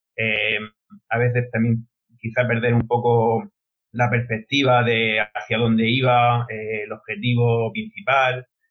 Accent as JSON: {"language": "Spanish", "town": "Molina de Segura", "region": "Region of Murcia", "country": "Spain", "said": "Soy de Molina de Segura, soy maestro de primaria"}